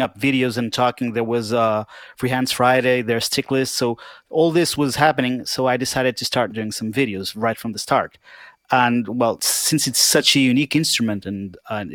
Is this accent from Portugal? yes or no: yes; Portugal; I'm from Portugal.